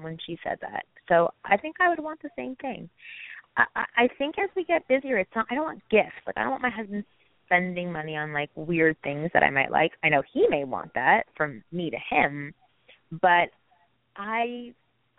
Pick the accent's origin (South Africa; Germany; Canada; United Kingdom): Canada; moved away as an adult; now in United States; I'm Canadian and I needed a green card